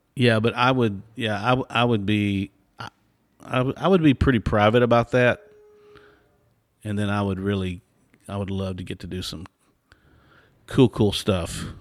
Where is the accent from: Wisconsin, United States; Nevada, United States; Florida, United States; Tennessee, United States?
Tennessee, United States; Nashville; now in Texas, United States; I was born and raised in Nashville, and now I live in Texas